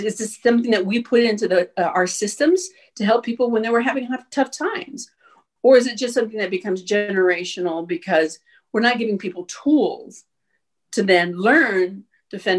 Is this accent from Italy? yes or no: no; El Paso, Texas, United States; moved away as an adult; also born or lived in Oklahoma / New Mexico; born and raised in El Paso